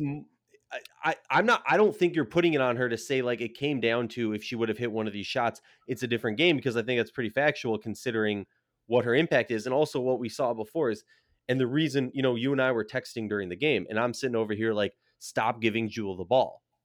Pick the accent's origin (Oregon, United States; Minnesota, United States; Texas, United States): Minnesota, United States; I'm from Minnesota